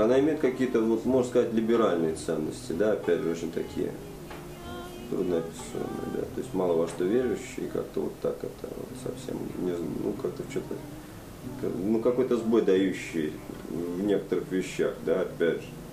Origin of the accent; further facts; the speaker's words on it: Saint Petersburg, Russia; moved away; я в нем ну, родился и вырос